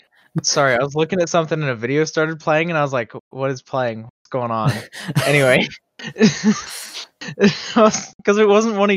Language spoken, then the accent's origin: English; Toronto, Ontario, Canada; growing up in Toronto, I was a fan of all the Toronto teams.